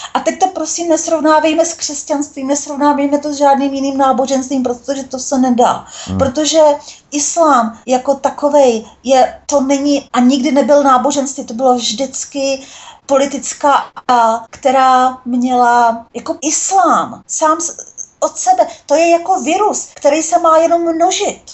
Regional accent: Brno, South Moravian Region, Czechia; moved away as an adult; now in Sydney, Australia; moje rodné město, Brno, mám ráda Brno

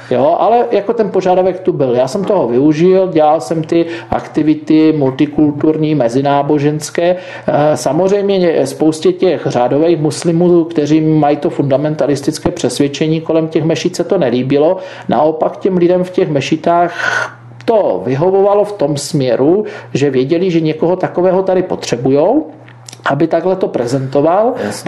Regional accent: Beskid Mountains, Moravian-Silesian Region, Czechia; já pocházím z Beskidských hor

